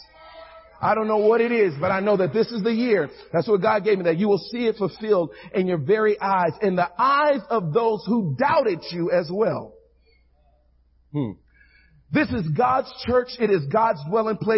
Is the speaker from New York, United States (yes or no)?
no; Houston, Texas, United States; I'm originally from Houston, Texas, all right? So I'm not a Californian